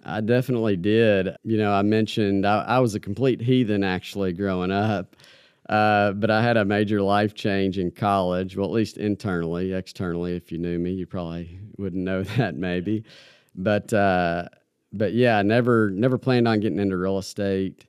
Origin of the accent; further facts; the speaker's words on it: Campbellsville, Kentucky, United States; now in Lexington, United States; small town Kentucky boy from Campbellsville. Yeah, just grew up kinda middle class family